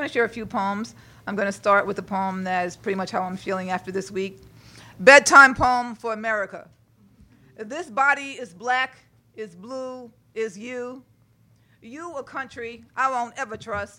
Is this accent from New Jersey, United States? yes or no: no; New York City, New York, United States; also born or lived in Brooklyn; I live in Brooklyn now, but I was born in Sugar Hill, Harlem